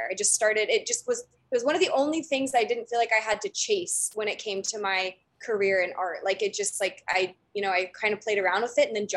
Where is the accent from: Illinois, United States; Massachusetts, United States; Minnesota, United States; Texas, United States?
Texas, United States; Dallas; moved away as an adult; now in California, United States; I'm from Dallas, grew up in Dallas, and then I came out here to California for college